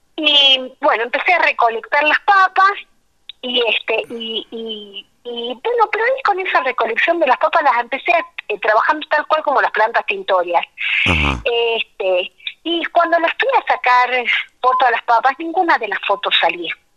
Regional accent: La Quiaca, Jujuy, Argentina; also born or lived in Tilcara / Abrapampa / Quebrada de Humahuaca / Puna; Yo nací en La Quiaca, que es el pueblo que está en el límite con Bolivia

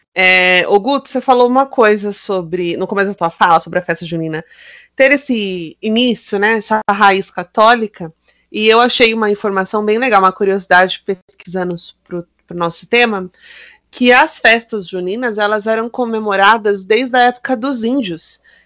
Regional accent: Mogi das Cruzes, São Paulo, Brazil; born or raised there

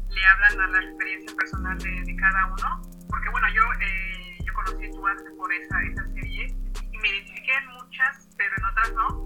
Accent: State of Mexico, Mexico; Lalo y yo somos niños del Estado de México, ni siquiera somos niños chilangos, somos niños del Estado de México, somos niños de la periferia.

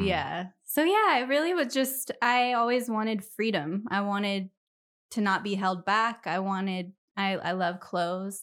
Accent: Millwood, Washington, United States; also born or lived in Spokane, Washington; I loved growing up around Millwood

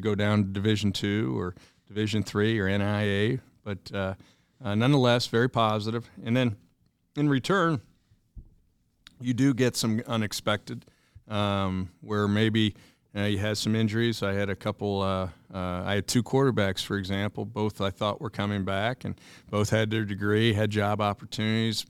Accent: Indiana, United States; moved away as an adult; back to my home state here, going on seven years

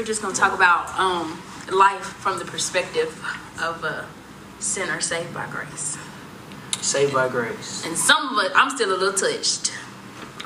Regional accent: White Plains, Alabama, United States; we're from Alabama, but we're from a small town called White Plains.

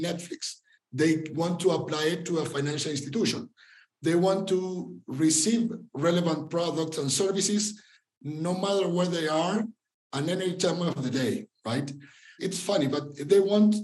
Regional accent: Argentina; moved away as an adult; now in Mexico; I'm from Argentina originally, but I've been living in Mexico since 2011

